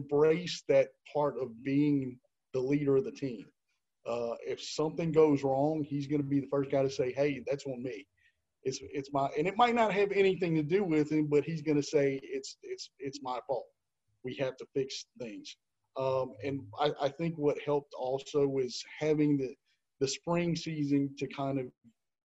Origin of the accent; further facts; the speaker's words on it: Hammond, Louisiana, United States; I grew up in Hammond. I still live in Hammond, Louisiana.